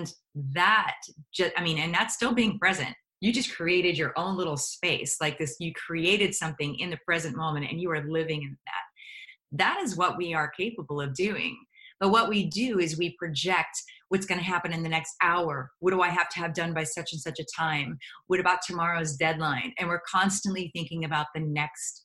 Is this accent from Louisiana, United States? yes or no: no; outside of Pittsburgh, Pennsylvania, United States; moved away as an adult; also born or lived in New York City; I came from outside of Pittsburgh, Pennsylvania